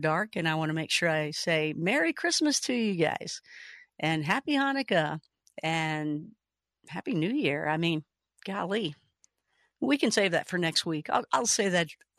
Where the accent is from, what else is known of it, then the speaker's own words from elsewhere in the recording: Kentucky, United States; I am from Kentucky.